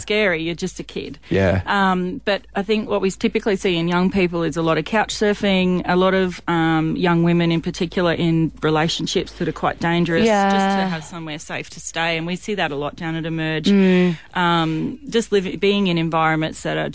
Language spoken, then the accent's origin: English; Toowoomba, Queensland, Australia; I grew up here in Toowoomba when I was 13.